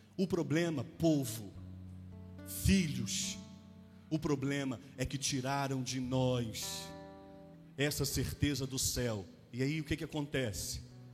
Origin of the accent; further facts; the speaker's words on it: Rio de Janeiro, Brazil; moved away as an adult; also born or lived in Taquara; nascido e criado em Santa Cruz